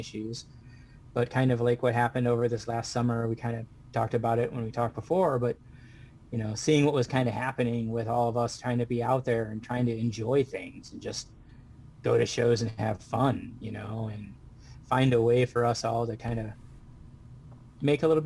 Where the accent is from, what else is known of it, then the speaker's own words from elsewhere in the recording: Waterford, Michigan, United States; I'm from Waterford, Michigan.